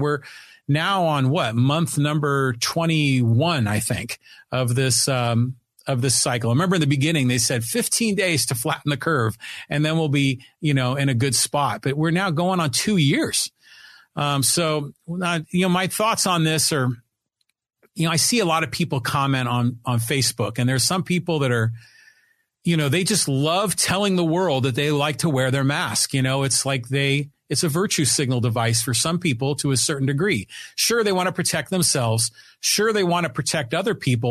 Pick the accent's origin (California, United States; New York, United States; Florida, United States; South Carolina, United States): California, United States; Poway; my hometown of Poway and in broader San Diego.